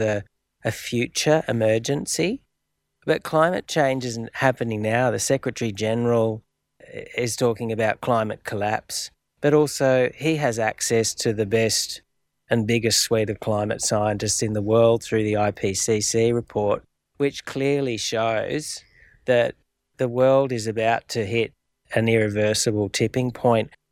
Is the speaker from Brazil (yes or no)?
no; Australia; an Australian of shared Aboriginal and European descent